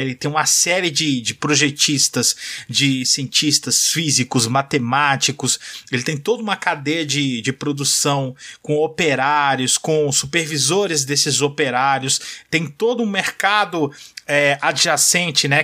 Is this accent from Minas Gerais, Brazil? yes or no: no; São Paulo, Brazil; moved away; Eu nasci em São Paulo, né? Não moro em São Paulo hoje, mas eu sou de lá